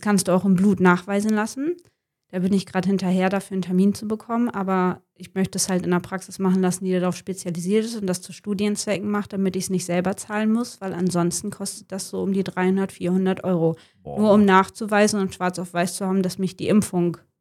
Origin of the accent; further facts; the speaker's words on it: Wilhelmshaven, Lower Saxony, Germany; now in Jever, Germany; ich komme gebürtig aus Wilhelmshaven und lebe mit meinem Verlobten in Jever